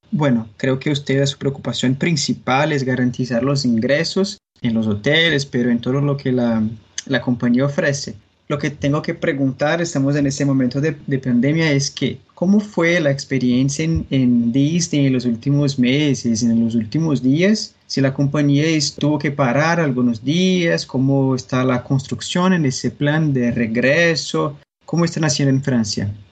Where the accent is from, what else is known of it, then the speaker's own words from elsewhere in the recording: Brazil; Spanish is a second language; yo soy brasileño